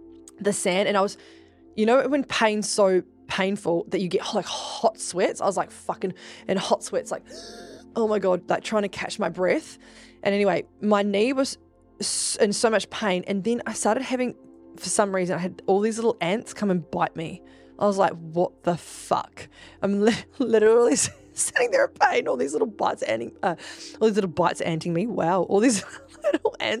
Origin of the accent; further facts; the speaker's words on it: New Zealand; I'm actually from New Zealand, and I am from a tribe called Ngā Tahu